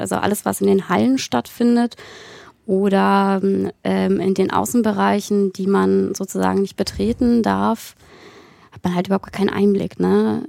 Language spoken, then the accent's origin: German; Berlin, Germany; moved away as an adult; now in Saxony, Germany; ich komme ja nicht aus Sachsen gebürtig und bin in so einer schönen äh, linkgrünen Filterblase in Berlin groß geworden